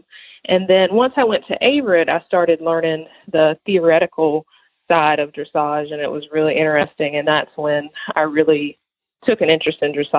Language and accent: English; Cedar Grove, North Carolina, United States; I am from Cedar Grove, North Carolina.